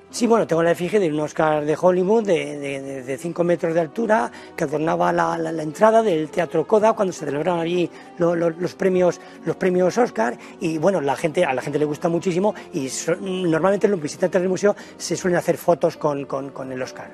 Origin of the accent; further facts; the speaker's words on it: Villarejo de Salvanés, Community of Madrid, Spain; Viarejo de Sabanes, en mi pueblo